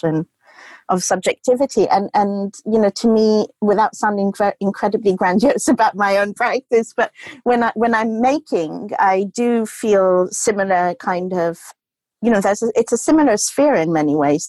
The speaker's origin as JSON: {"language": "English", "region": "Goa", "country": "India", "tie": "born or raised there", "said": "I grew up in Goa with hippie parents"}